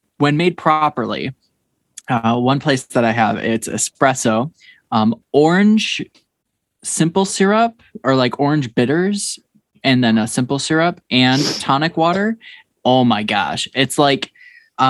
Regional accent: Rockford, United States; I'm from Rockford

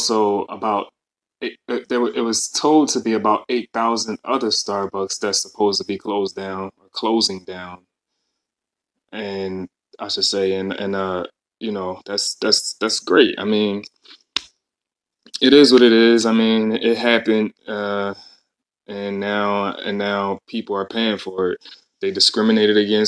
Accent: Philadelphia, Pennsylvania, United States; I'm from Philadelphia

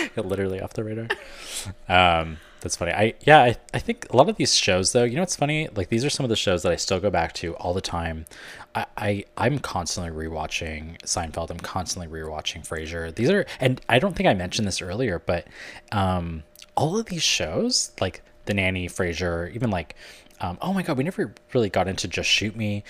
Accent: Canada; now in United States; I'm Canadian and living in America.

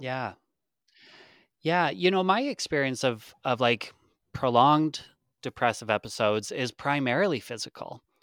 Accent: Lethbridge, Alberta, Canada; now in Calgary, Canada; I'm from, or I live in Calgary, uh, I'm from Lethbridge, which is about two hours away, and that's where my mom is

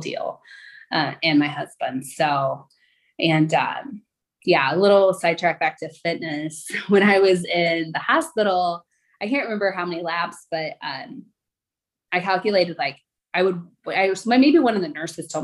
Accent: Southern Illinois, United States; I actually grew up in Southern Illinois

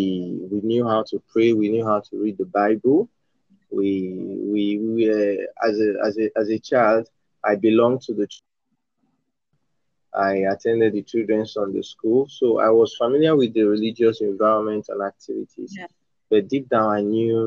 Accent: Edo, Nigeria; also born or lived in northern Nigeria; I'm from Nigeria. I'm from Edo State, from Nigeria, the southern part of Nigeria. But I was born in northern Nigeria

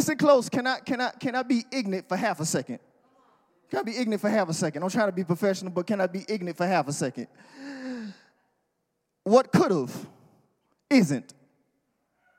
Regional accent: the South, United States; I'm from the South.

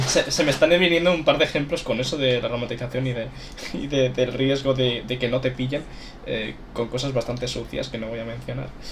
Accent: Galicia, Spain; Soy gallego

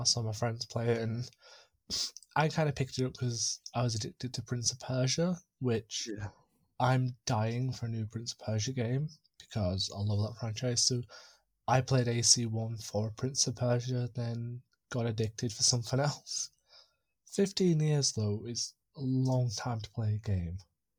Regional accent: Barrow-in-Furness, North West England, United Kingdom; now in Carlisle, United Kingdom; I'm originally from Barrow-in-Furness, which is Lancaster way, but I've lived in Whitehaven, Workington, Maryport, Spatria, Wigton, Fletcher Town, Walnut Island, which is by Barrow, and I finally settled in Carlisle 7 years ago.

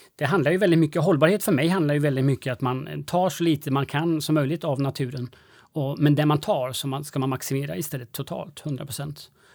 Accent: Sweden; vi svenskar

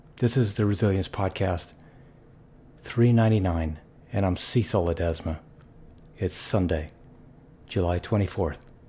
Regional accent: Philippines; growing up in the Philippines

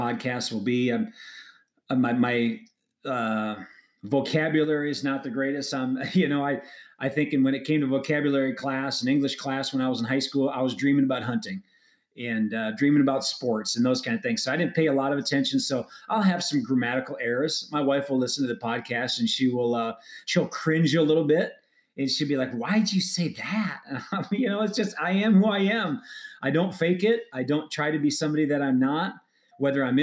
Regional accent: Wisconsin, United States; moved away as an adult; now in Phoenix, United States; I live in Phoenix, Arizona, born and raised in Great Wisconsin. So I'm a Midwestern guy. I lived there for 38 years

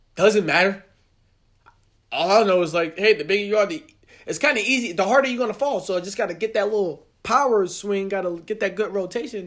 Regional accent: New Jersey, United States; I'm from Jersey

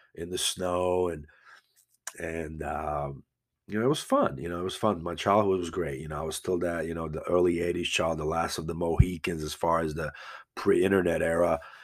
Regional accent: Banja Luka, Republika Srpska, Bosnia & Herzegovina; moved away; also born or lived in Croatia; I'm from Banja Luka, uh, it was former Yugoslavia

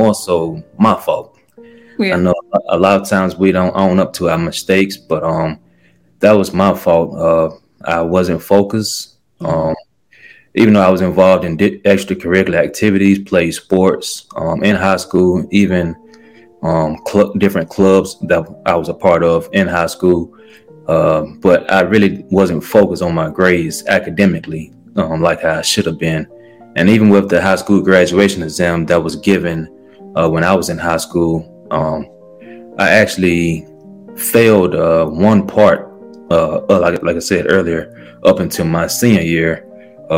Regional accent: Montgomery, Alabama, United States; I was born and raised in Montgomery, Alabama

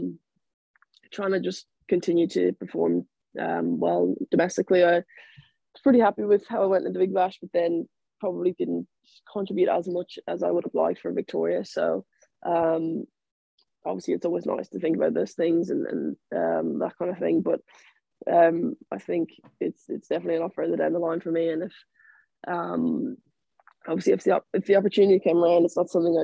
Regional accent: Ireland; moved away as an adult; I moved away from Ireland

